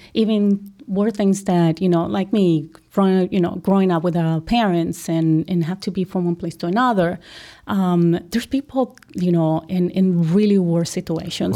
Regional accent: Colombia; moved away as an adult; now in United States; I'm originally from Colombia

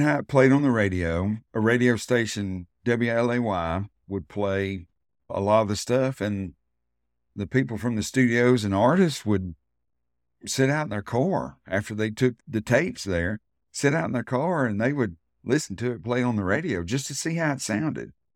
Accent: Muscle Shoals, Alabama, United States; growing up in Muscle Shoals

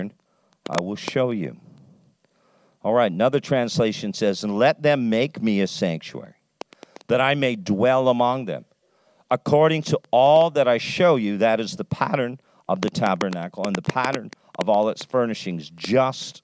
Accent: Canada; accent: Canadian English; I speak Canadian English because I'm a Canadian

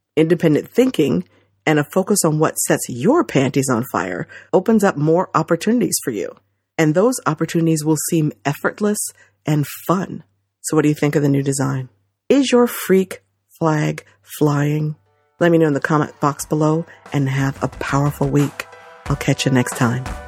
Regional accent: New Jersey, United States; growing up in Central Jersey

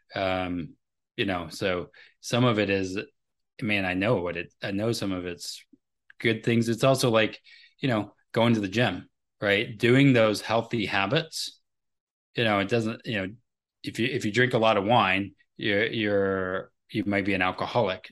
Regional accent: United States; I am an American

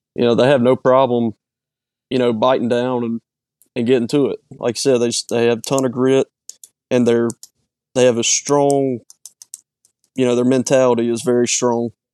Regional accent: Petal, Mississippi, United States; I'm from Petal, born and raised.

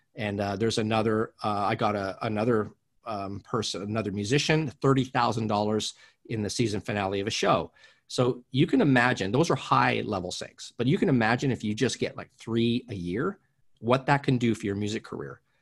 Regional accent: Canada; moved away as an adult; now in Los Angeles, United States; I'm originally from Canada. I live in Los Angeles now.

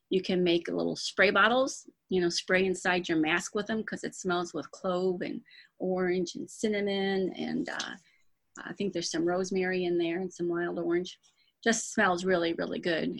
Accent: Dearborn Heights, Michigan, United States; moved away as an adult; now in St. Louis, United States; I was born and raised in Dearborn Heights, Michigan, which is outside of Detroit

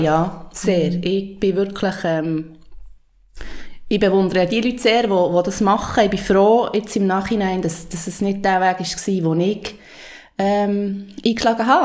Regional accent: Switzerland; also ich bin in ähm, Matt aufgewachsen, im Oberland

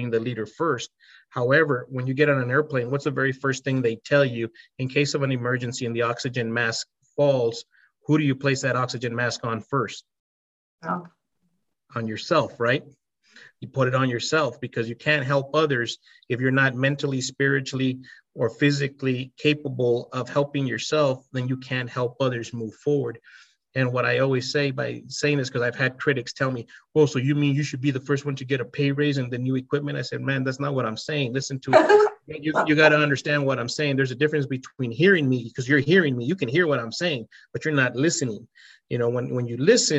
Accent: El Paso, Texas, United States; I was from El Paso, Texas, and Hispanic

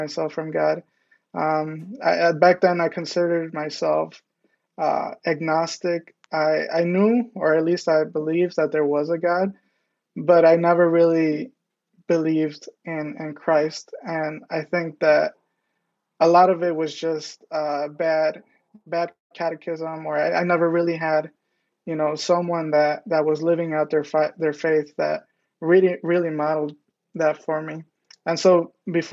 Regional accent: Detroit, Michigan, United States; I was born and raised in Southwest Detroit

